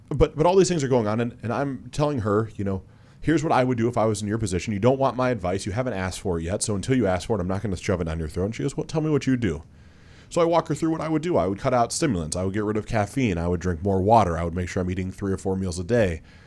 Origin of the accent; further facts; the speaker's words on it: Mansfield, Ohio, United States; also born or lived in East Aurora, New York; I grew up in Mansfield, Ohio, because I moved there in third grade.